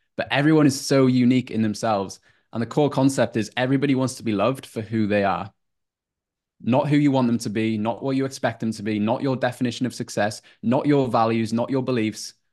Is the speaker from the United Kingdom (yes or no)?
yes; North Wales, United Kingdom; moved away as an adult; now in Queensland, Australia; from a super small town in North Wales, around 3,000 people population, and was there for 23